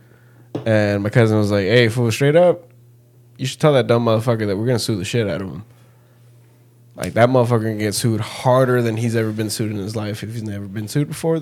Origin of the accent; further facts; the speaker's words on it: Mexico; moved away; I grew up in Mexico